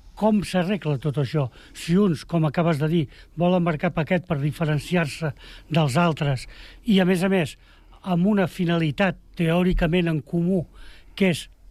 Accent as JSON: {"language": "Catalan", "region": "Catalonia", "country": "Spain", "said": "som catalans"}